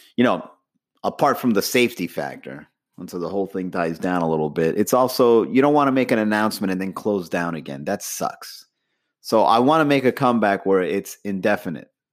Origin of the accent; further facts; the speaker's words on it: Miami, Florida, United States; also born or lived in Long Island, New York; I was brought into Miami at an early age